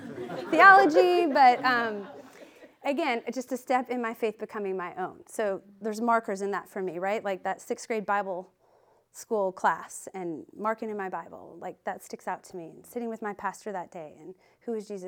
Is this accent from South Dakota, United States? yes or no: yes; Sioux Falls, South Dakota, United States; I grew up in the Midwest in South Dakota, a small town in Sioux Falls, South Dakota